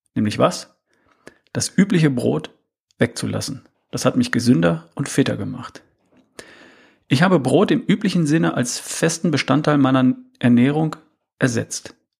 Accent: North Rhine-Westphalia, Germany; Ich bin in Ostwestfalen aufgewachsen.

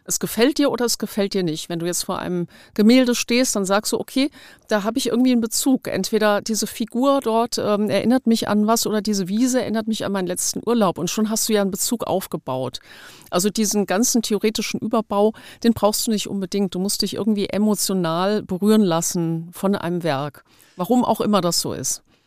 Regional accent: Frankfurt, childhood in the Taunus, Hesse, Germany; now in Frankfurt, Germany; Ich bin in Frankfurt geboren, meine Eltern sind in Frankfurt geboren

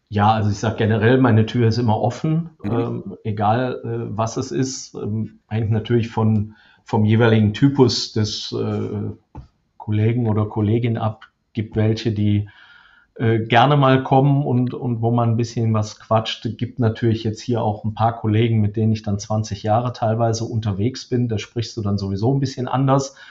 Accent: Krefeld, North Rhine-Westphalia, Germany; now in Dortmund, Germany; aufgewachsen bin ich tatsächlich am Niederrhein. Ich bin also hier in Dortmund, wo ich aktuell sitze, nur Zugereister. Ähm, komme ursprünglich aus äh, Krefeld.

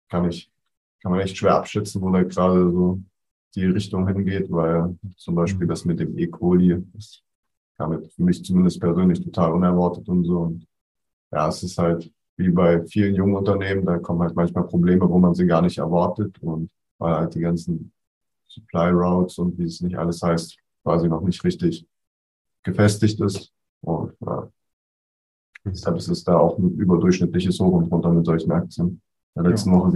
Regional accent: East Germany, Germany; Also ich als Ossi freue mich da doppelt.

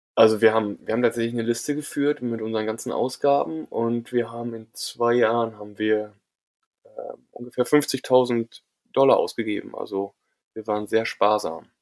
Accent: Germany; als Deutscher

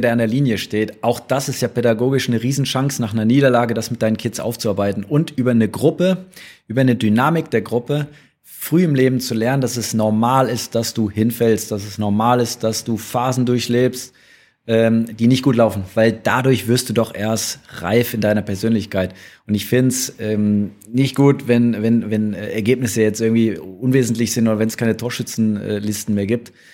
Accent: Rhineland, Germany; now in Stuttgart, Germany; als Rheinländer

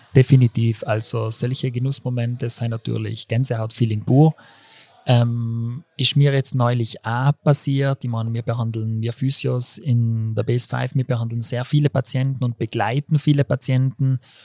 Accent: Brixen, Trentino-Alto Adige, Italy; moved away as an adult; now in Innsbruck, Austria; komme aus Brixen im Südtirol

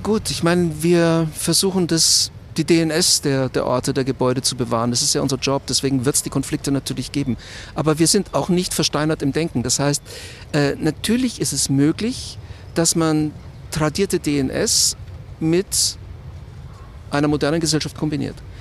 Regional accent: Munich, Bavaria, Germany; Ich bin eigentlich in Schwabing aufgewachsen, so um die Feilitzstraße rum.

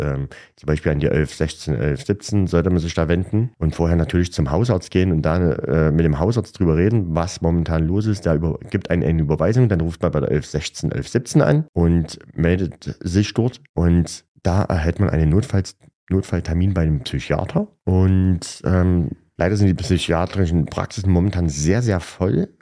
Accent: Gera, Thuringia, Germany; Ich wurde in Gera geboren und lebe seitdem auch nur in Gera. Ich liebe Gera

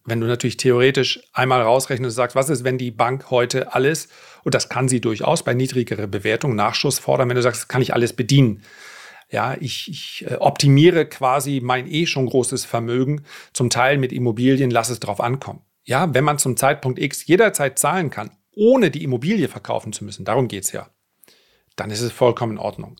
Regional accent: the North, Northern Germany, Germany; wie man bei uns im Norden sagt

